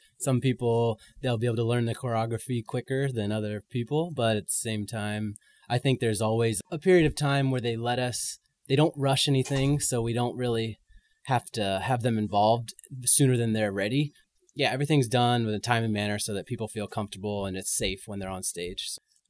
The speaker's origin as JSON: {"language": "English", "town": "San Francisco", "region": "California", "country": "United States", "tie": "born or raised there", "also_born_or_lived": "Montreal", "moved": "as an adult", "said": "I grew up in San Francisco."}